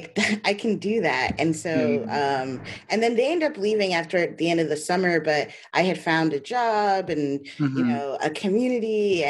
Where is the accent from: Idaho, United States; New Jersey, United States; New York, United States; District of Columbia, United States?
New York, United States; New York City; moved away as an adult; also born or lived in Great Barrington; now in Hudson, United States; No, I grew up in Brooklyn.